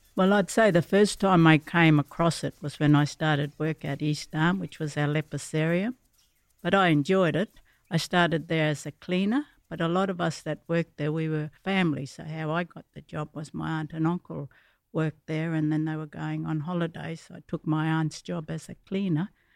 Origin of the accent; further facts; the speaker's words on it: Garden Point Mission, Northern Territory, Australia; I grew up Garden Point Mission days